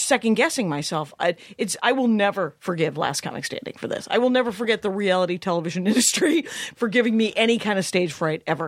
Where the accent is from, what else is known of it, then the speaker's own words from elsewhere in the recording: Lake Michigan, Midwest, United States; moved away; I'm from Lake Michigan, where when I was a kid, it wasn't great to go swimming